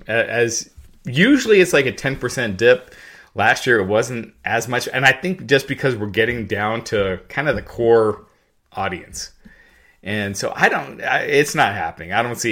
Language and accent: English; Henderson, Kentucky, United States; born there; I was born in Henderson, Kentucky.